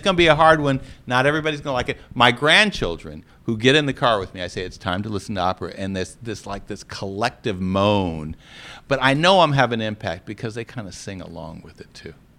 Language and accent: English; Los Angeles, California, United States; now in Atlanta, United States; I was growing up in Los Angeles, California, close to the movie industry